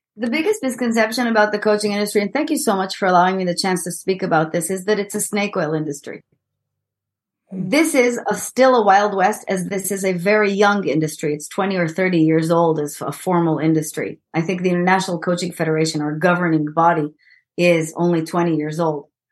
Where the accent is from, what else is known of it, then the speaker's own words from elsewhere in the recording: Israel; English is a second language; moved away; I'm an Israeli and as you might hear from my sexy accent